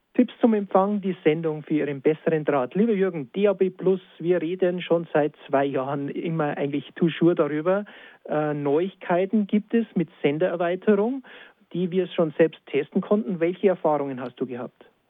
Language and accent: German; Lenggries, Bavaria, Germany; in Lenkris, meiner Heimat